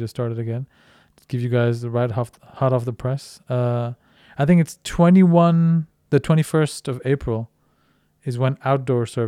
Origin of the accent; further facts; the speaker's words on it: Delhi, India; moved away as an adult; now in Denmark; I was born in Delhi